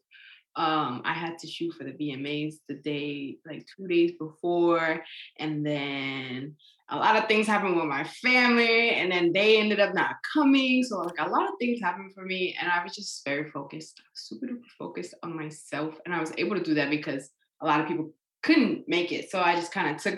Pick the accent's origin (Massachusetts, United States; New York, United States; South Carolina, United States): New York, United States; I'm from New York